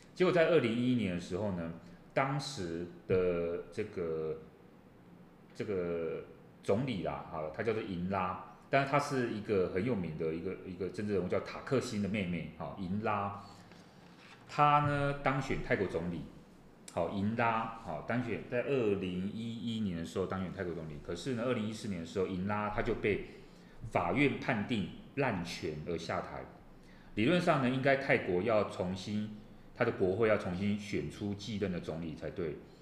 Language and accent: Chinese; Taiwan; 我们自己台湾